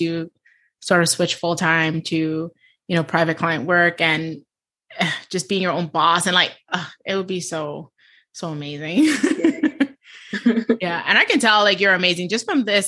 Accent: New York, United States; I'm from New York

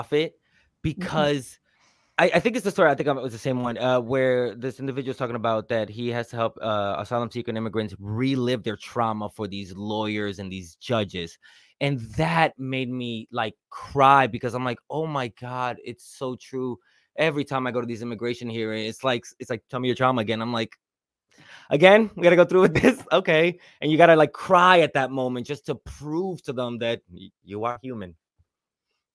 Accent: New York City, New York, United States; I grew up in New York City too

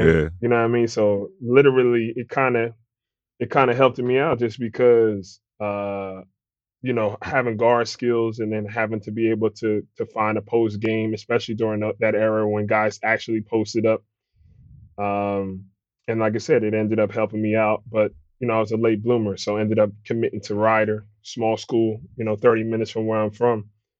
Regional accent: Willingboro, New Jersey, United States; My mom's from South Jersey, like Willenboro, predominantly, you know, black neighborhood. Was there kind of growing up.

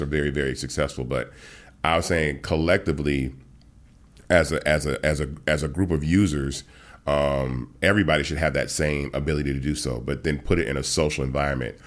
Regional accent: Atlanta, Georgia, United States; also born or lived in Memphis, Tennessee; I was born in Memphis, got to Atlanta, um, when I was, like, three years old

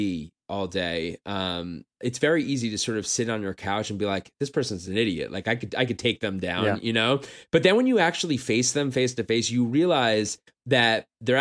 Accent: New York, United States; now in Los Angeles, United States; when I was growing up in New York in the 80s

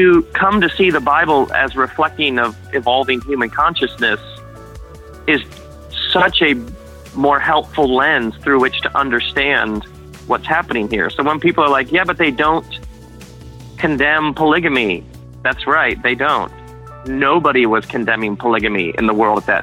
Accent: United States

